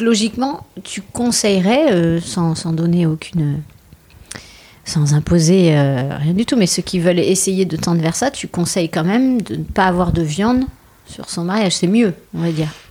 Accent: Bordeaux, Nouvelle-Aquitaine, France; on est de Bordeaux

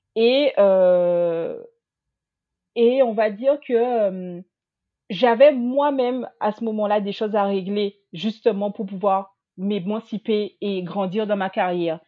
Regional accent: Guadeloupe; moved away as an adult; also born or lived in mainland France; now in France; je suis originaire de la Guadeloupe, j'ai 34 ans et j'ai quitté ma petite île pour venir faire mes études en France hexagonale

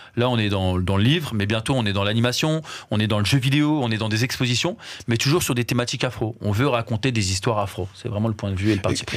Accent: France; nous on, est né, on a grandi en France

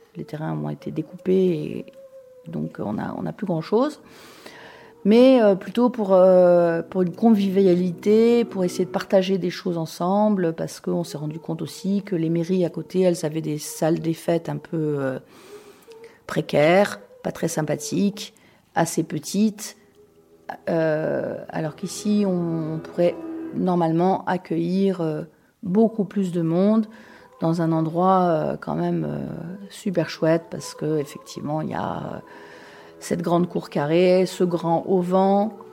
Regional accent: Paris, Île-de-France, France; moved away as an adult; also born or lived in Limoges / Zurich / Moscow; Je suis née à Paris, où j'ai vécu une grande partie de ma vie

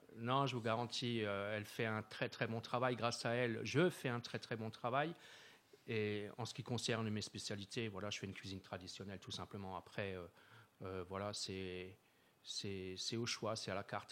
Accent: Wittenheim, Grand Est, France; je suis natif, euh, euh, de Wittenheim, hein, j'y suis là depuis l'année, euh, depuis les années soixante, soixante-douze, hein, j'ai emménagé à, à Wittenheim

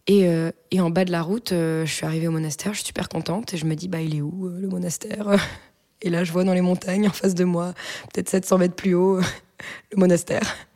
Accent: Brittany, France; je leur dis que je viens de Bretagne

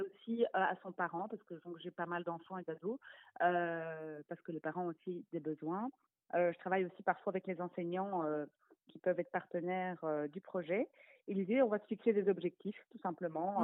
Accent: Brussels, Brussels-Capital Region, Belgium; je viens de Bruxelles

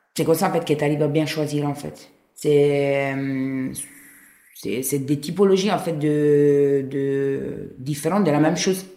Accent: Rome, Lazio, Italy; French is a second language; now in France; je viens de Rome

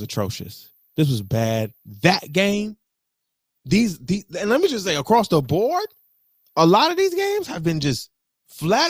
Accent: Detroit, Michigan, United States; I'm from Detroit

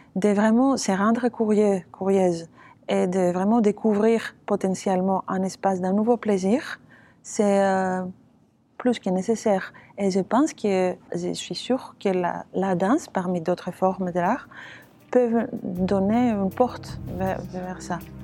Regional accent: Athens, Attica, Greece; French is a second language; moved away as an adult; Je suis née euh, à Athènes. J'ai fait tous mes études à Athènes

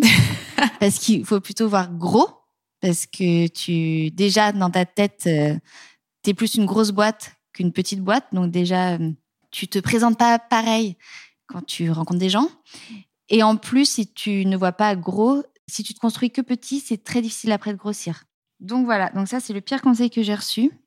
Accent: the West, West of France, France; also born or lived in Paris; now in Nantes, France; Mon mari et moi, on vient de l'Ouest

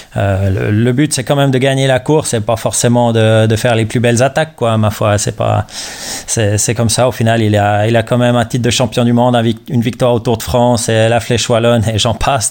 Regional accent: Switzerland; J'avais un entraîneur chez moi en Suisse

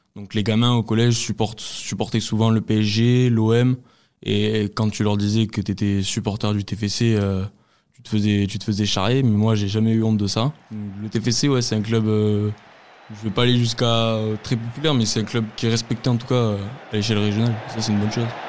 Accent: Pern, Occitania, France; Je suis originaire du Lot, d'un petit village qui s'appelle euh, Pern, pas très loin de Castelnau-Montratier, au sud de Cahors

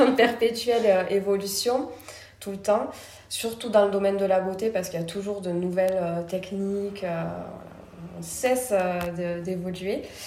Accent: Toulouse, Occitania, France; also born or lived in Paris; je suis originaire de Toulouse

